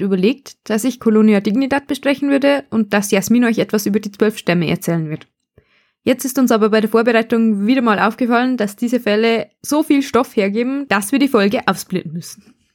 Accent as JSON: {"language": "German", "region": "Bavarian Forest", "country": "Germany", "accent": "Bavarian", "said": "wir kommen beide aus dem Bayerischen Wald und unterhalten uns normalerweise im Dialekt"}